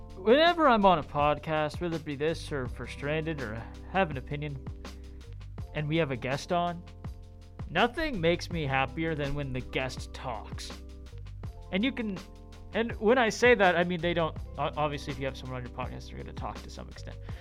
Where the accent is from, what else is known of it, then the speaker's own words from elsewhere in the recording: Erie, Pennsylvania, United States; now in Pittsburgh, United States; I'm from from Erie